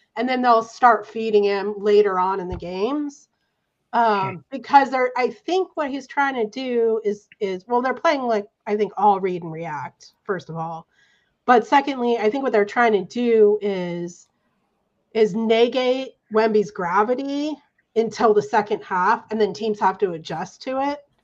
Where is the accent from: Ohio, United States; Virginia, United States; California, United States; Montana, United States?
California, United States; Santa Barbara; I'm from Santa Barbara.